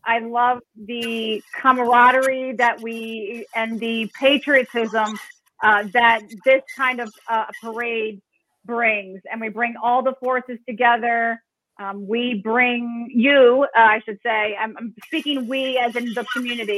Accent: Philadelphia, Pennsylvania, United States; now in Clearwater, United States; I'm from the Philadelphia area.

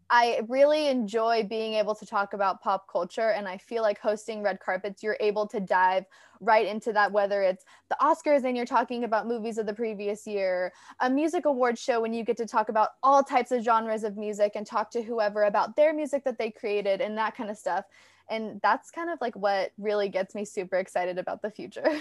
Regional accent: Orange County, California, United States; I'm actually born and raised in Orange County.

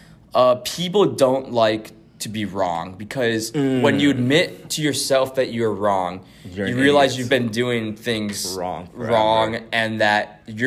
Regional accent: Billings, Montana, United States; I'm from Billings, Montana

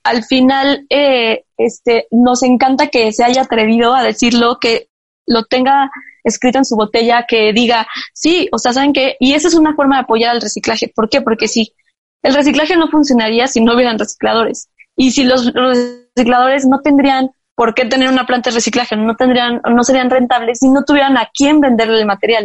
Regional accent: Mexico; como mexicanos

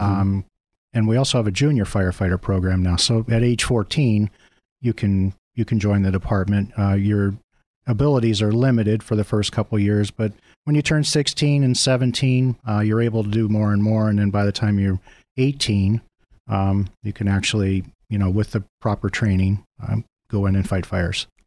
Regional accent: Mill Creek, United States; I, um, actually grew up in Mill Creek

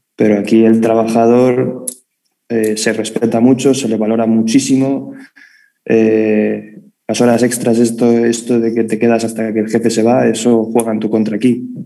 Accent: Madrid, Community of Madrid, Spain; accent: madrileño; yo, con mi acento madrileño

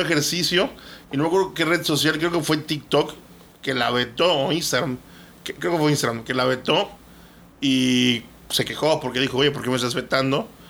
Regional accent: Mexico; Nosotros como mexicanos

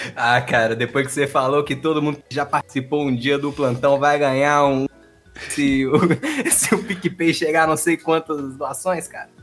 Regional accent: Juiz de Fora, Minas Gerais, Brazil; Eu sou Juiz de Fora

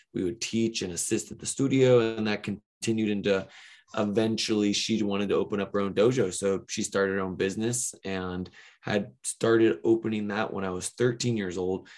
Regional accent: Ventura, California, United States; I grew up here in Ventura, California, which is about an hour north of Los Angeles.

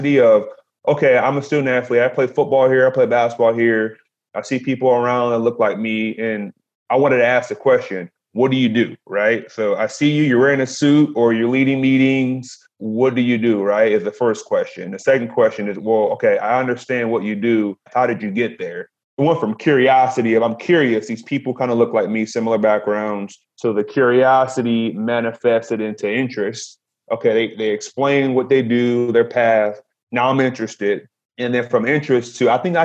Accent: Detroit, Michigan, United States; I'm from Detroit

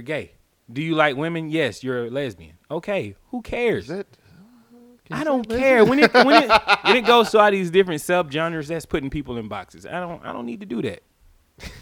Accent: the South, United States; I'm from the South

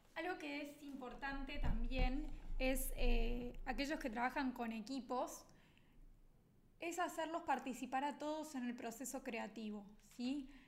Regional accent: Argentina; los argentinos solemos ser muy creativos, que somos valorados en el mundo por ser creativos

